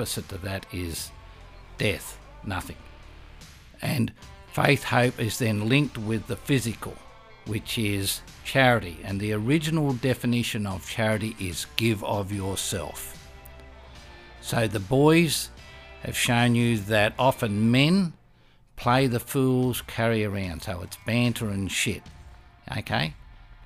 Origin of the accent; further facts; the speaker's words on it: Australia; being Australian and having the characteristic of mates and mateship